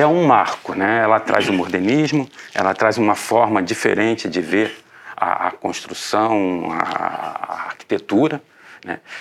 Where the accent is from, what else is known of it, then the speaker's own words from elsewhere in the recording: Rio de Janeiro, Brazil; accent: Rio de Janeiro (carioca); moved away as an adult; now in Joinville, Brazil; eu me formei na Santa Úrsula, no Rio de Janeiro, o meu sotaque acho que deve estar me entregando.